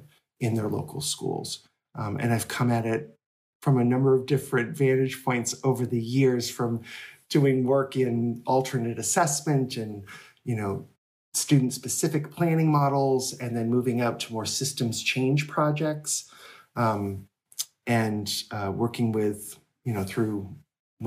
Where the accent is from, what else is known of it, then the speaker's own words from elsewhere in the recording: Rochester, New Hampshire, United States; this town, Rochester, New Hampshire. And that's my hometown